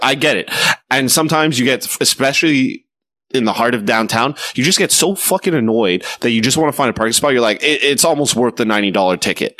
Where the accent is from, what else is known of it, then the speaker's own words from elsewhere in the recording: Quebec, Canada; I don't consider myself a Quebecer, even though I'm from Quebec. As a Canadian